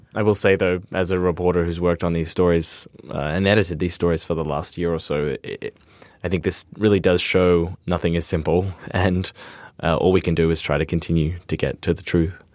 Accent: Australia; as an Australian

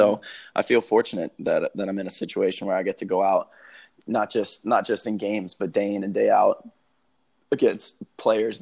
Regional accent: Dallas, Texas, United States; I grew up in Dallas, Texas

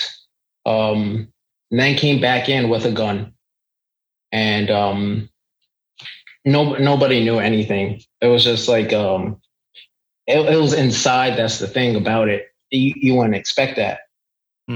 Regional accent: New York, United States; I grew up in a suburban area in New York

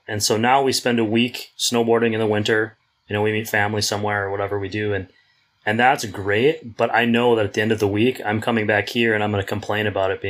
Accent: Wisconsin, United States; moved away as an adult; now in San Diego, United States; I grew up in Wisconsin, my wife as well, and we talk about leaving San Diego, but every year that we're here, we've been here, we're going into our seventh year

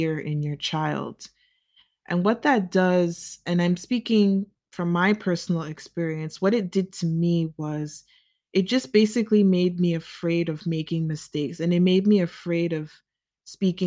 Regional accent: United States; as a child growing up in the United States

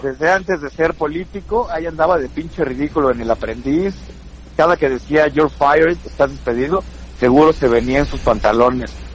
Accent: Toluca, State of Mexico, Mexico; soy de Toluca

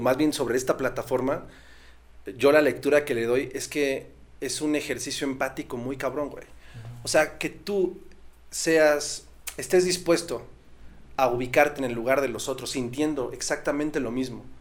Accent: Estado de México, State of Mexico, Mexico; nosotros crecimos eh, acá en, en Estado de México y nuestra familia toda la vida estuvo en Michoacán

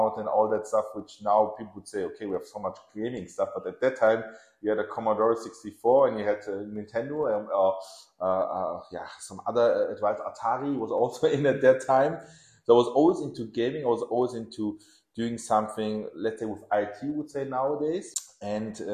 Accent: Germany; English is a second language; also born or lived in Tehran, Iran / Nottingham, England / London, England; So I was born in Iran and in Tehran. And we came over to Germany. It was Iran-Iraq, the Gulf War. So we fled Iran and we came here as refugees, actually, to Germany with my parents. It wasn't 85. I was 3 years old. So I was raised in Germany

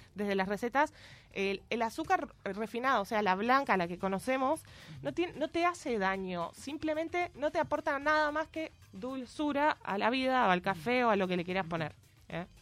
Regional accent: Rosario, Santa Fe, Argentina; moved away as an adult; now in Montevideo, Uruguay; le escribí una canción a mi escuela y secundaria. Ya le decimos escuela, liceo, todo. Eh, Normal 1 de Rosario

